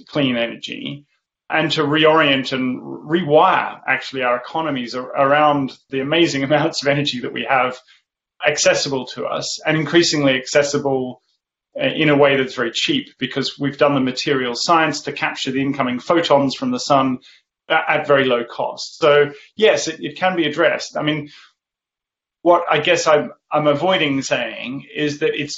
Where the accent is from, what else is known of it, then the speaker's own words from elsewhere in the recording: Australia; now in Oxford, United Kingdom; I grew up in the Australian outback